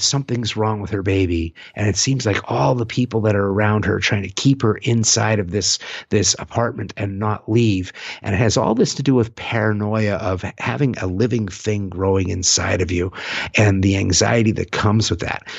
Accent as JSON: {"language": "English", "town": "San Francisco", "region": "California", "country": "United States", "tie": "born or raised there", "said": "my hometown of San Francisco"}